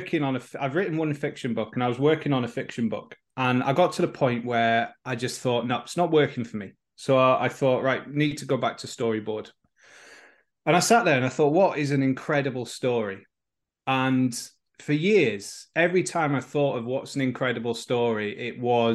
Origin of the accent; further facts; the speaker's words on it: Oxenhope, Yorkshire and the Humber, United Kingdom; moved away as an adult; now in Wales; I grew up in Oxenhope in West Yorkshire